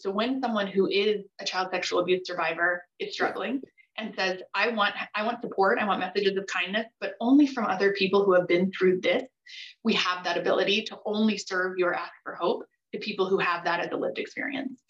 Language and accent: English; Costa Rica; I was born in Costa Rica to a father with schizophrenia.